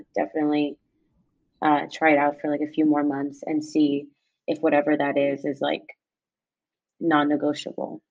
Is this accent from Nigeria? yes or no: yes; Nigeria; I'm Nigerian